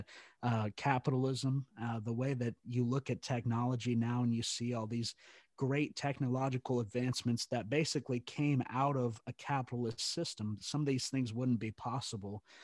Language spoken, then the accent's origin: English; Texas, United States; being from Texas, obviously that's just a cultural norm. That's something we do here